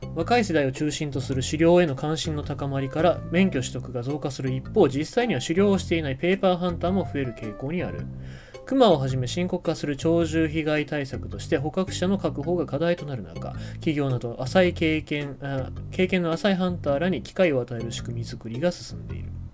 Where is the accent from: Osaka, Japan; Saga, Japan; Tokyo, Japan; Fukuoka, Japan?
Fukuoka, Japan; Fukuoka / Kitakyushu, Japan; 地元の福岡とか北九州